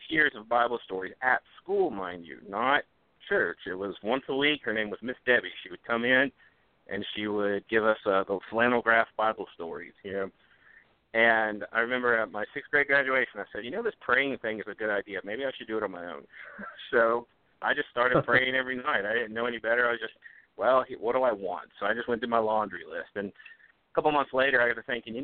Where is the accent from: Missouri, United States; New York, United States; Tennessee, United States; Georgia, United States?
Tennessee, United States; Memphis; I grew up in Memphis, Tennessee, and by that Memphis, Tennessee, I mean inner city Memphis